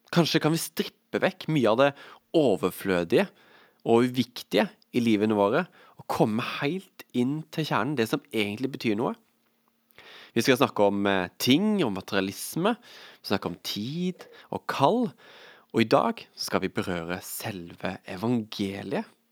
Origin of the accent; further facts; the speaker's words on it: Vegårshei, Agder, Norway; jeg er jo fra Vegårshei